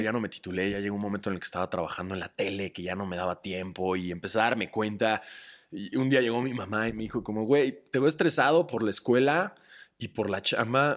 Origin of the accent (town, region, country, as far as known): Mexico